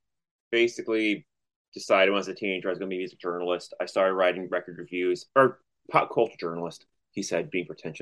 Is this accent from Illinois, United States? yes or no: no; Orlando, Florida, United States; also born or lived in Columbia, Missouri; I'm from Orlando, Florida, and went to college in Columbia, Missouri